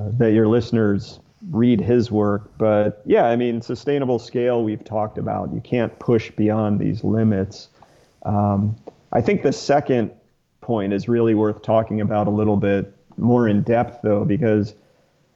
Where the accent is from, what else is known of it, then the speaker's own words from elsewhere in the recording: Atlanta, Georgia, United States; I grew up outside Atlanta.